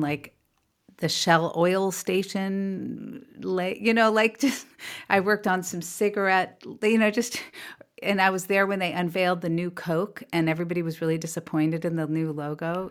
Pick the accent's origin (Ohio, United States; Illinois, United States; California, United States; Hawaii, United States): California, United States; also born or lived in New York; We raised in California